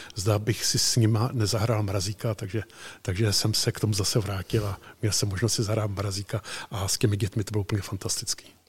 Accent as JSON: {"language": "Czech", "town": "Chotěboř", "region": "Vysočina Region", "country": "Czechia", "tie": "born or raised there", "also_born_or_lived": "Prague", "said": "jsem původem chokybořák z Chokyboře"}